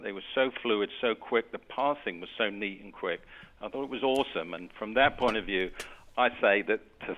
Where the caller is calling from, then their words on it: Mexico; I'm actually calling from Mexico.